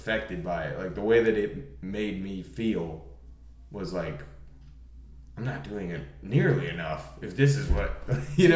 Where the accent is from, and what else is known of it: Colorado, United States; born or raised there; moved away